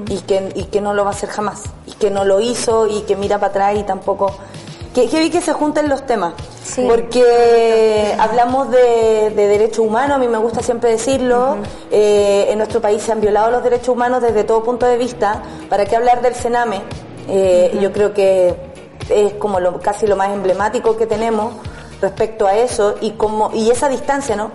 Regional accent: San Miguel, Santiago Metropolitan Region, Chile; yo soy de San Miguel

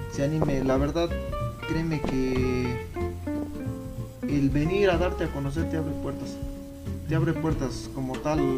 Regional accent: Chapultepec de Pozos, Guanajuato, Mexico; yo, por ejemplo, pues vengo orgullosamente desde Chapultepec de Pozos.

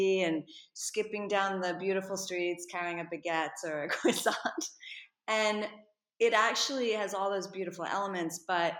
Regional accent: New York City, New York, United States; moved away as an adult; now in Paris, France; I grew up in New York City, born and raised. And I'm an only child, and I was a classic dancer. So I grew up as a classic ballet dancer in New York.

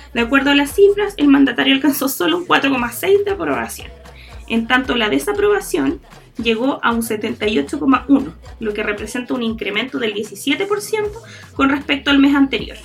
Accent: Chile; nosotros como chilenos

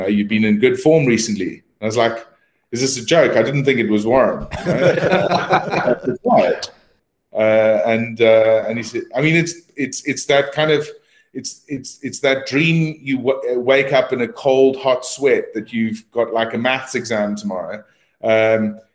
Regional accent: South Africa; now in United Kingdom; I was a South African coming to the UK

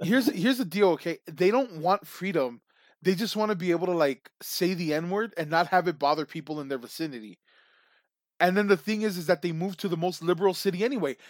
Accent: Texas, United States; I love being Texan

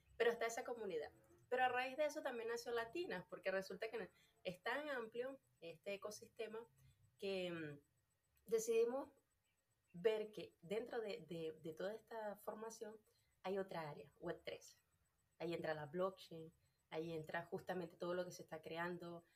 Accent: Venezuela; moved away as an adult; yo soy de Venezuela

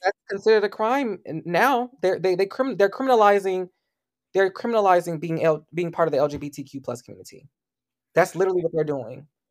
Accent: United States; Black Americans, especially those of us who are descendants of enslaved people

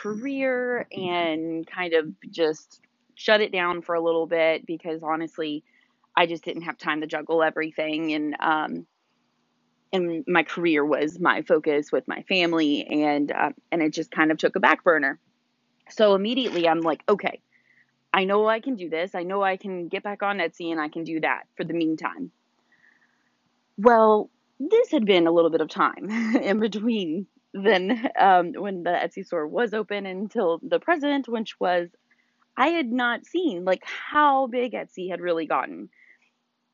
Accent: Louisville, Kentucky, United States; moved away as an adult; now in Dallas, Georgia, United States; We are originally from Louisville, Kentucky, born and raised

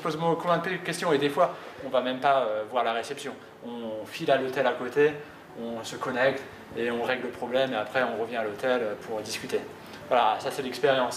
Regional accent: France; nous en tant que, que Français

